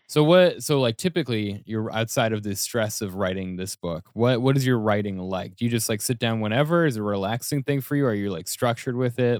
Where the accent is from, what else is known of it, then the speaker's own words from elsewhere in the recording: Denver, Colorado, United States; moved away as an adult; now in New York City, United States; when I first moved to New York City, I'm from Denver